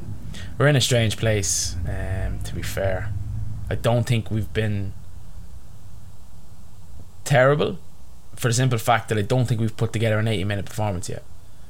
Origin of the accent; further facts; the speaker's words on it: Ireland; as an Irishman, as an overweight ginger Irishman.